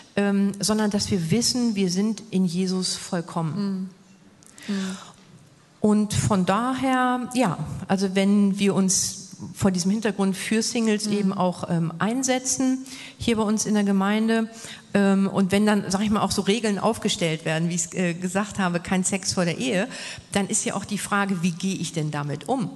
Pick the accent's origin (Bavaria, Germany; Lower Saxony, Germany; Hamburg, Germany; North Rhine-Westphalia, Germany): Hamburg, Germany; moved away as an adult; als ich dann in meine Heimat Hamburg wieder zurückgekehrt bin.